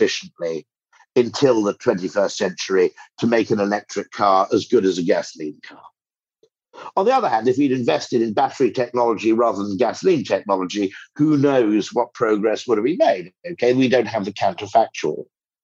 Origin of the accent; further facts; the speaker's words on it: United Kingdom; as a Brit